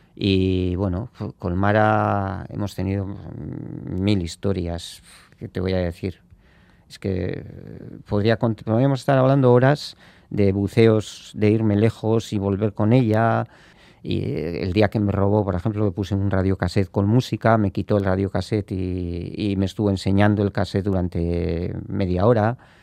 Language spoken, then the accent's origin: Spanish; Spain; somos de Ibar